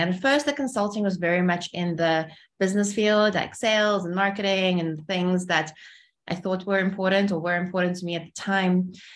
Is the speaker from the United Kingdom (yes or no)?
no; Cape Town, Western Cape, South Africa; English is a second language; also born or lived in Kyiv, Ukraine; we moved from Kiev to Cape Town. I was only six